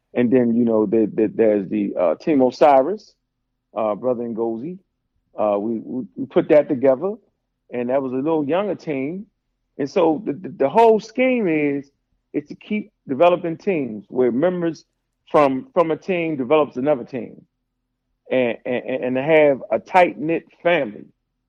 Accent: Baltimore, Maryland, United States; moved away as an adult; now in Atlanta, United States; Yes, I'm in Atlanta now. I was born and raised in Baltimore, Maryland.

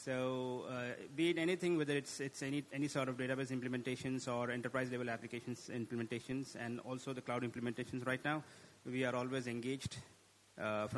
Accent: India; now in Qatar; I'm basically from India and I'm based out of Qatar

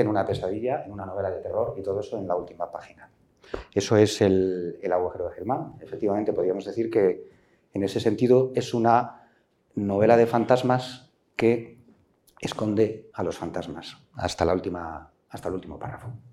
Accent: Villarejo de Órbigo, Castile and León, Spain; mi pueblo, Villarejo

